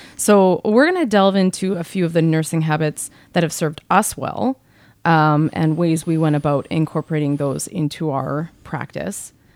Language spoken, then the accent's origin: English; Canada; born or raised there